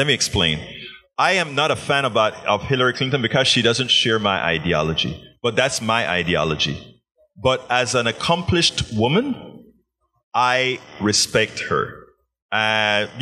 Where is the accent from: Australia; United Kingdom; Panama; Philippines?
Panama; I'm from Panama